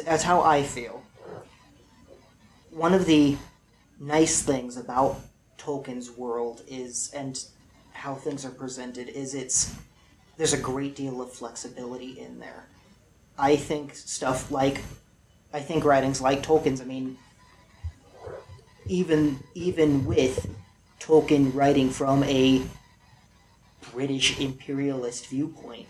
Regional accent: California, United States; I was born in California

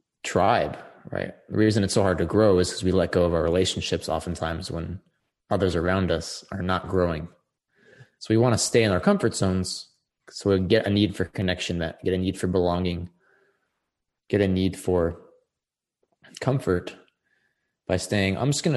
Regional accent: Texas, United States; Something like where you're born, you know, I'm from Texas.

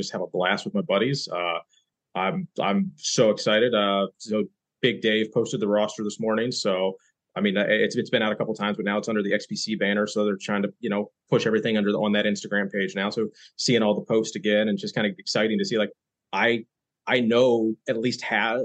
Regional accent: West Virginia, United States; accent: Southern; also born or lived in upstate New York; now in New York, United States; I'm originally from West Virginia, but I've lived in upstate New York for the last 12 years or so. When I'm drinking, my Southern dialect really comes out.

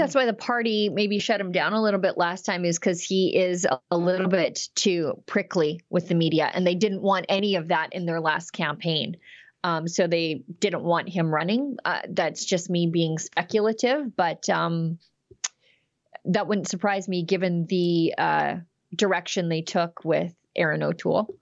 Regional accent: Fort Saskatchewan, Alberta, Canada; my hometown is Fort Saskatchewan

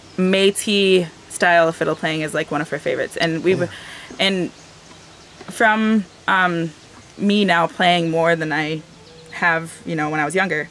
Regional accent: Michigan, United States; the community that I'm from is a mix between Ojibwe and Odawa

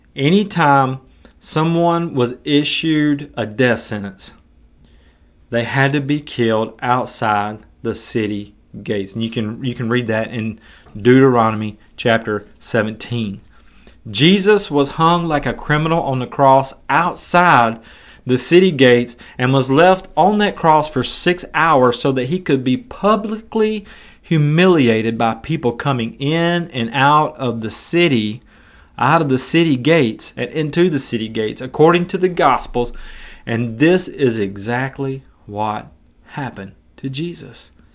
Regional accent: United States; I'm an American who's living in two thousand and twenty-two

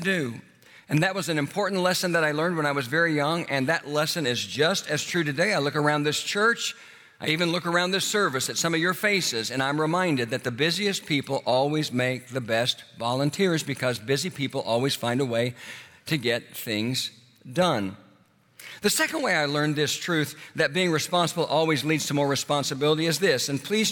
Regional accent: Oklahoma, United States; moved away as an adult; also born or lived in Houston, Texas; my hometown in Oklahoma

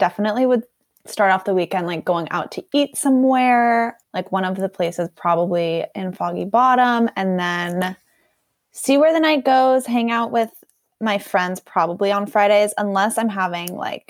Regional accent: Atlanta, Georgia, United States; moved away as an adult; now in Washington, D.C., United States; And I'm originally from Atlanta, Georgia.

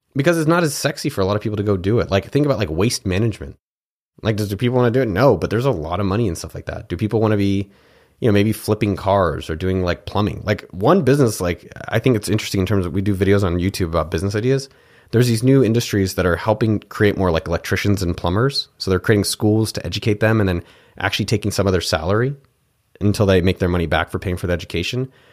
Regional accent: Cupertino, California, United States; also born or lived in Pennsylvania; grew up in Cupertino, California, where I'm from

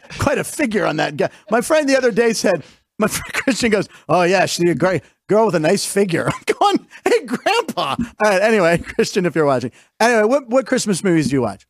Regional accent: Pittsburgh, Pennsylvania, United States; moved away; I'm originally from Pittsburgh

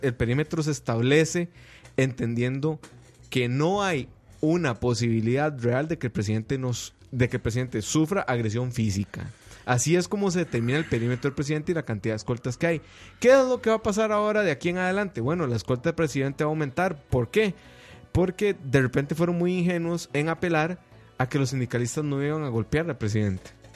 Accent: Costa Rica; como costarricense

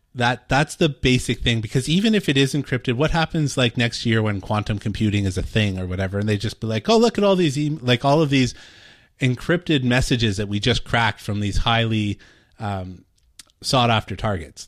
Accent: Canada; I'm Canadian

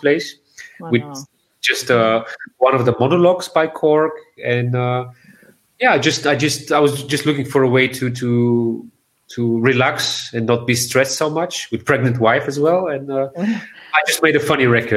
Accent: Sofia, Bulgaria; born or raised there

